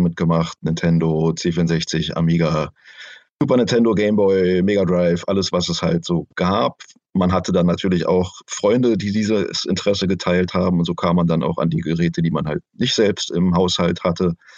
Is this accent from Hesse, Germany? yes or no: no; Berlin, Germany; Ich bin Berliner seit meiner Geburt